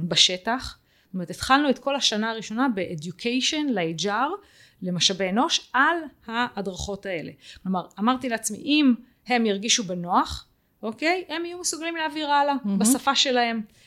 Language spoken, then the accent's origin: Hebrew; Israel; אנחנו כישראלים